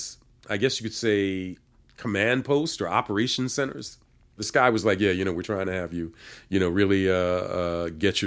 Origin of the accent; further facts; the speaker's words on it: Philadelphia, Pennsylvania, United States; I'm being from Philly